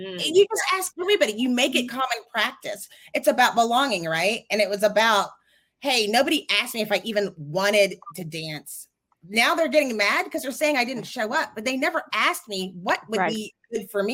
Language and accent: English; Texas, United States; I'm from Texas